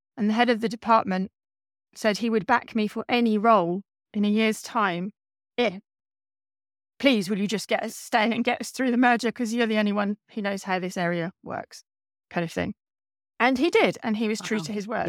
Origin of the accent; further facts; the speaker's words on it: East Anglia, East of England, United Kingdom; I grew up in East Anglia and I wanted to stay in East Anglia